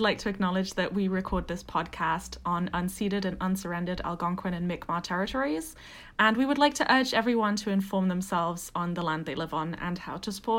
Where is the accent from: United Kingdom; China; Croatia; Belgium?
United Kingdom; accent: British; moved away; also born or lived in Ottawa; I'm like a queer white settler. And if you couldn't tell by the accent, I'm British.